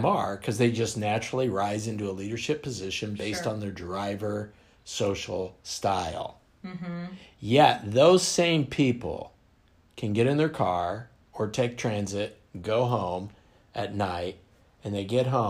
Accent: Western Kansas, United States; moved away; I'm from Kansas

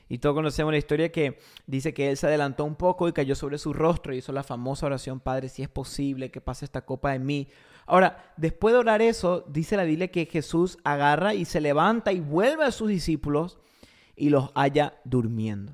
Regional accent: Paraguay; also born or lived in Argentina; yo soy argentino, criado en Paraguay

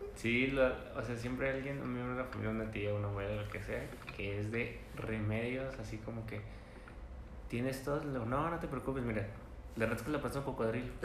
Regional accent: northern Mexico, Mexico; accent: norteño; yo soy el norteño del, del acento

